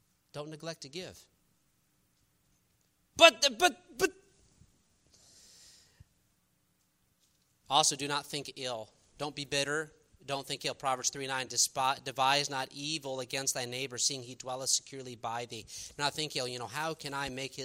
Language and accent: English; New York, United States; now in Texas, United States; I'm from New York